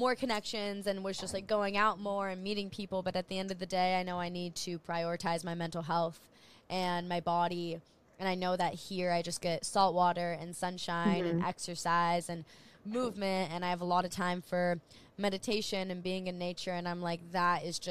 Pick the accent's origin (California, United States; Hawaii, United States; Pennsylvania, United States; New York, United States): Hawaii, United States; Maui; moved away as an adult; I am in Hawaii. So I am born and raised on the island of Maui, and I moved away for a couple of years